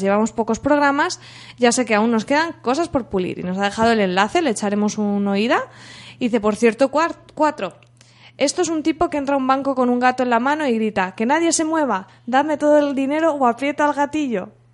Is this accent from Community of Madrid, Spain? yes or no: no; Alcoy, Valencian Community, Spain; de mi pueblo, de Alcoy.